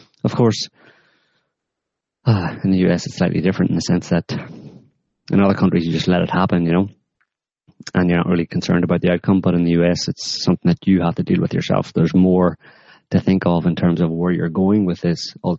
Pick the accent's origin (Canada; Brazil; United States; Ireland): United States; Not back home. No Twitter campaigns, please. We're American.